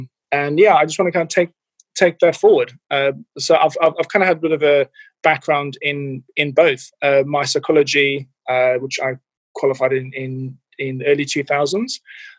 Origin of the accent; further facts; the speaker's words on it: Cape Town, Western Cape, South Africa; now in United Kingdom; Yeah, so I'm originally from South Africa, from Cape Town. And yeah, been in the UK since about the early 2000s.